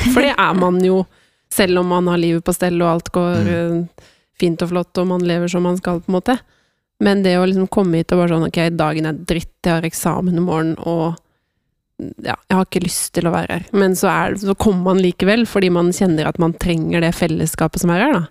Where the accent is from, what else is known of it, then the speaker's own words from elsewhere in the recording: Sørumsand, Akershus, Norway; Jeg kommer fra Sørumsand